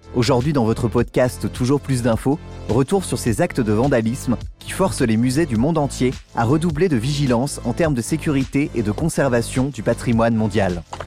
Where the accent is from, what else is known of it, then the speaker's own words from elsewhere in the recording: France; chez nous en France